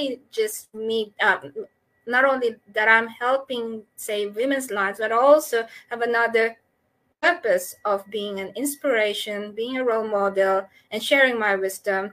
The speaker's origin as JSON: {"language": "English", "country": "Philippines", "moved": "as an adult", "lives_now": "Australia", "said": "So I'm a doctor from the Philippines"}